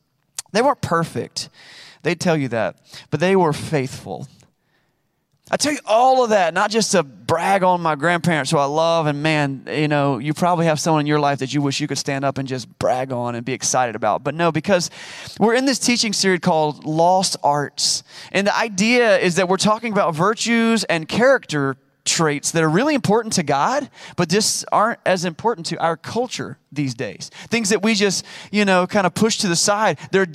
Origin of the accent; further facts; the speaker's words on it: Wilson, North Carolina, United States; He actually helped to plant the church that I grew up in Wilson, North Carolina, and several others.